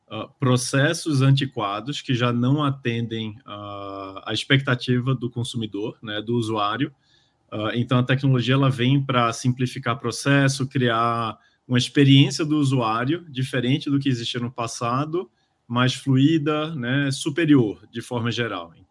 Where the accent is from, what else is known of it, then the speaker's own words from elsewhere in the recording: Recife, Pernambuco, Brazil; now in São Paulo, Brazil; eu sou de Recife, vim morar em São Paulo.